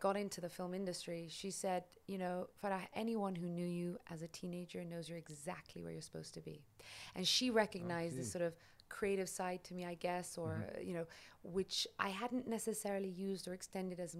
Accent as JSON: {"language": "English", "region": "London", "country": "United Kingdom", "tie": "born or raised there", "said": "born and raised in London, in England"}